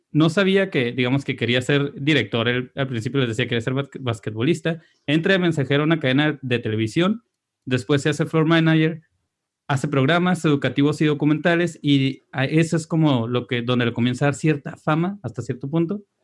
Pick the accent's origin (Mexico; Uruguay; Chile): Mexico